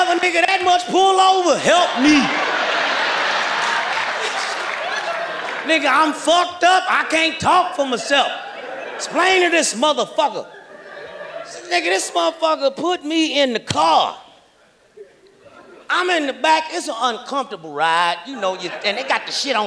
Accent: Kansas City, Missouri, United States; moved away; also born or lived in Los Angeles; I'm from Kansas City, Missouri

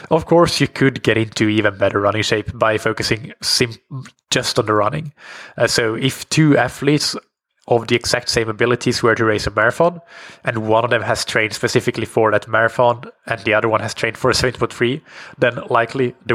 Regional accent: Colombia; now in Mexico; I'm from Colombia and currently living in Mexico.

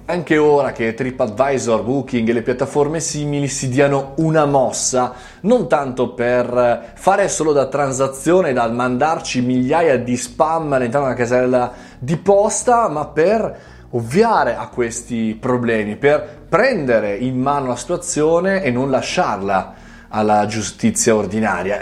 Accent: Italy

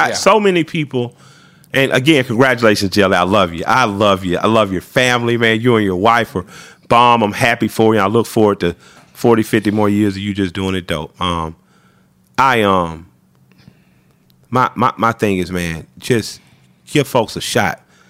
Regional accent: the South, United States; well, you know, I'm a Southerner, so you know

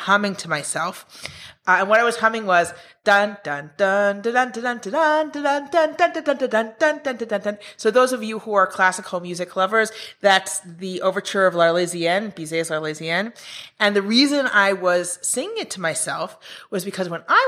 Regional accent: Israel; also born or lived in New York, United States; I grew up in Israel, but I went to the States, to New York University, for my PhD

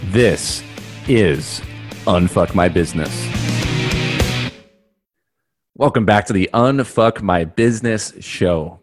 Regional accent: New York, United States; I'm from New York

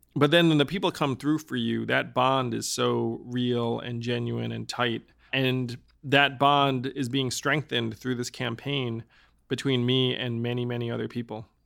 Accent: New York, United States; I'm from New York

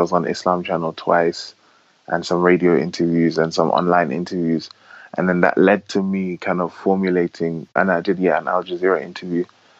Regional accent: London, United Kingdom; Originally from, born and raised in London, but originally from my father's Nigerian and my mother's Gambian and Sierra Leonean with some Senegalese ancestry as well.

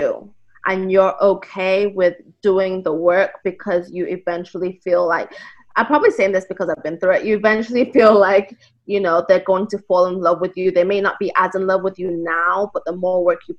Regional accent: Ghana; moved away; I grew up in Ghana

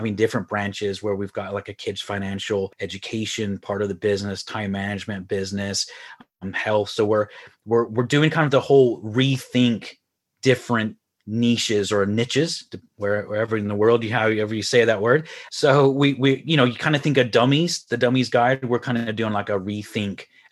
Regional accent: Houston, Texas, United States; moved away as an adult; now in Ireland; I'm originally from Houston, Texas, moved to Ireland about 15 years ago

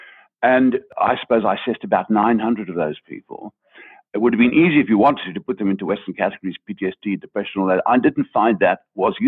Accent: Zimbabwe; moved away; I grew up in Africa, but of course I grew up as a white man in what was still colonial Rhodesia

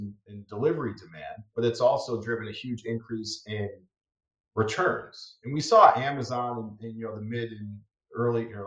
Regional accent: Endicott, New York, United States; moved away as an adult; also born or lived in Purdue University (Indiana); now in Chicago, United States; I grew up in Endicott, New York, which is outside of Binghamton. It's in upstate New York.

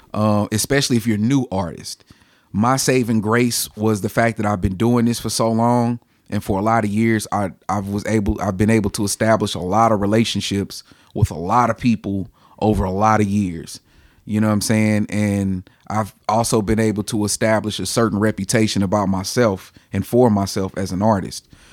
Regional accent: Ferguson, Missouri, United States; I am from Ferguson, uh, born and raised in Ferguson.

